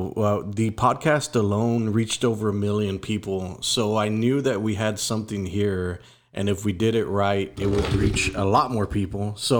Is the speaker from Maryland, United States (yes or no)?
no; McAllen, Texas, United States; McAllen resident here.